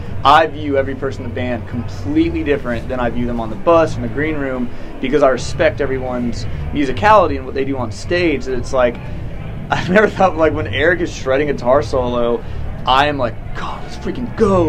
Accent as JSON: {"language": "English", "town": "Nashville", "region": "Tennessee", "country": "United States", "tie": "born or raised there", "said": "growing up in Nashville"}